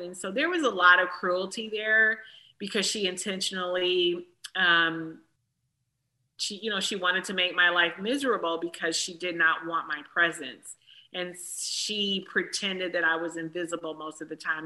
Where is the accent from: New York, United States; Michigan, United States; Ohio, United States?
Michigan, United States; Detroit; moved away; also born or lived in Atlanta; a little black girl from Detroit